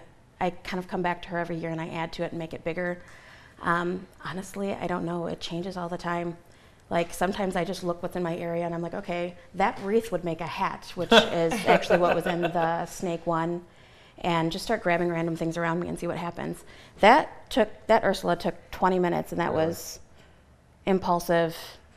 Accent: Napoleon, Michigan, United States; now in Adrian, United States; I actually went to school in Napoleon, okay. And I'm kind of from the Norville area. I currently live in Adrian, but I'm moving back to be closer to work

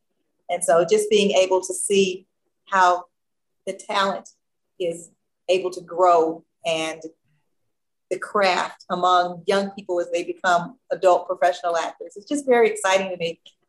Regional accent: Gary, Indiana, United States; I was that kid growing up in Gary, Indiana, who had the talent shows in their backyard all the time, and I got to be the MC. I was fortunate. I grew up half a block from the … family, …, …, those kids.

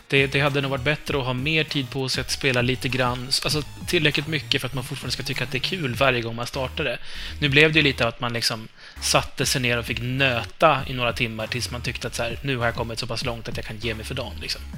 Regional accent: Uppland, Uppsala County, Sweden; accent: Uppland dialect; also born or lived in Hälsingland; jag är upplänning

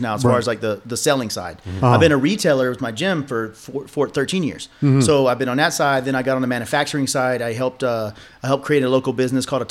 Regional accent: Georgia, United States; moved away as an adult; now in El Paso, United States; I grew up in Georgia

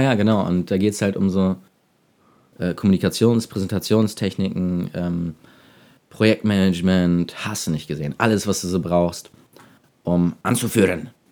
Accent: Hamburg, Germany; moved away as an adult; now in Detmold, Germany; Ich komme aus Hamburg, habe dort Design studiert

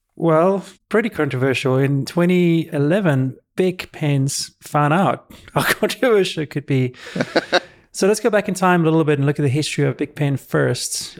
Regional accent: South Africa; moved away; when I grew up in South Africa

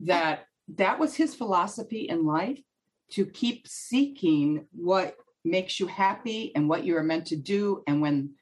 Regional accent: Detroit, Michigan, United States; moved away as an adult; also born or lived in Texas / Europe; now in New York, United States; I'm from Michigan. Yeah, I was born and raised in Michigan

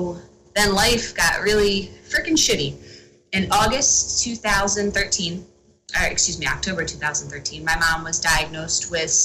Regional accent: Hamilton, New Jersey, United States; also born or lived in Cherry Hill; we were living in Cherry Hill at the time and I was training in Cherry Hill. So I'm from Hamilton up here.

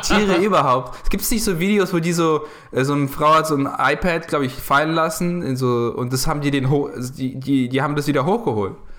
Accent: Ukraine; moved away; ich komme aus der Ukraine

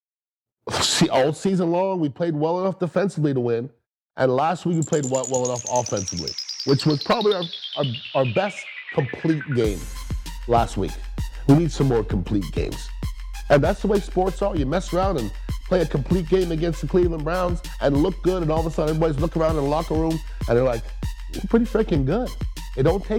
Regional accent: Canada; I'm from the Great White North of Canada.

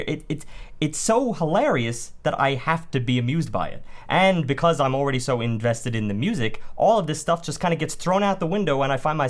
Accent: New York City, New York, United States; growing up in Staten Island

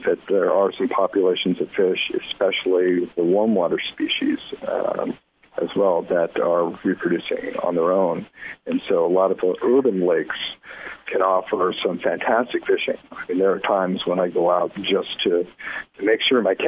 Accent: the West, United States; moved away; growing up in the West

